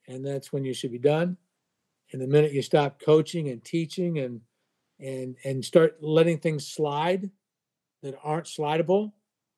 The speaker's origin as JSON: {"language": "English", "region": "Vermont", "country": "United States", "moved": "yes", "lives_now": "Greenville, South Carolina, United States", "said": "I'm originally from Vermont"}